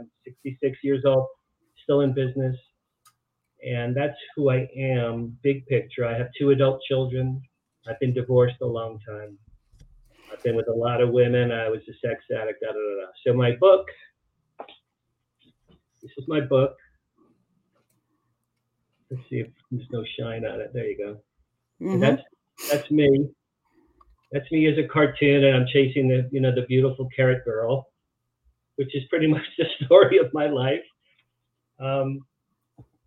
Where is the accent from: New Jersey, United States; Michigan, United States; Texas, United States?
New Jersey, United States; Jersey Shore; moved away as an adult; also born or lived in Boston; I grew up in New Jersey, along the Jersey Shore